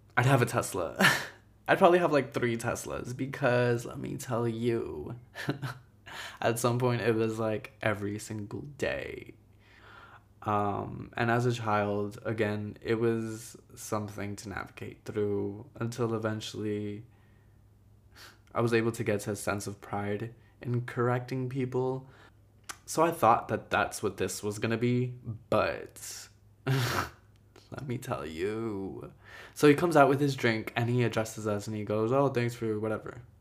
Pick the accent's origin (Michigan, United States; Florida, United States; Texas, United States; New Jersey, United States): New Jersey, United States; Jersey City; also born or lived in Ecuador; I was born in Ecuador. I came here when I was three. My mom is Guatemalan. My dad is Ecuadorian. I grew up in Jersey City